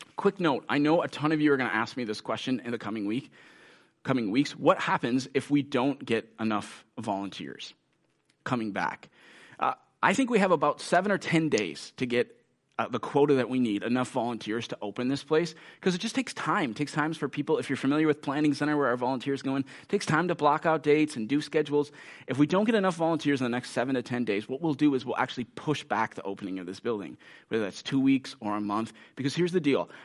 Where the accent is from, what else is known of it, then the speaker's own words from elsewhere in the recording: United States; many of us as American Christians